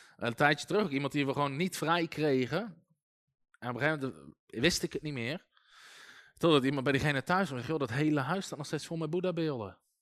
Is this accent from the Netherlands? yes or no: yes; Netherlands; wij denken als Nederlanders